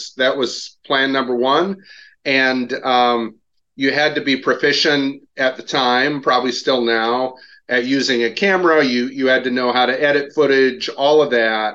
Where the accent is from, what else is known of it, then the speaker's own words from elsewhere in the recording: Portage, Michigan, United States; also born or lived in Grand Rapids, Michigan; I grew up in Portage, Michigan, small town in the southwestern corner